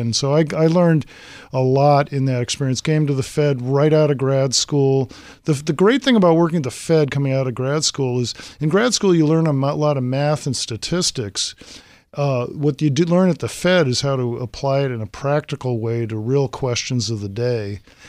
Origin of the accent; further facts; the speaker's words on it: Massachusetts, United States; So I was a history buff as a kid with the name … growing up in Massachusetts.